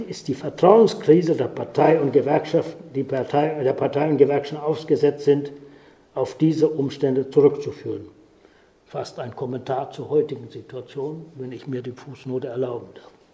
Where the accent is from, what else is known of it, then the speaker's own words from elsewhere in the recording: Ahrensbök, Schleswig-Holstein, Germany; bin noch als Däne geboren, 1937 in Arnsböck in Ostholstein